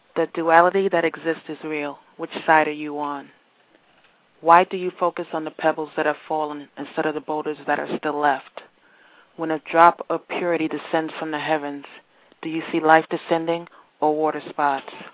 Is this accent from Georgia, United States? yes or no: no; New York, United States; now in Virginia, United States; originally from New York, currently residing in Virginia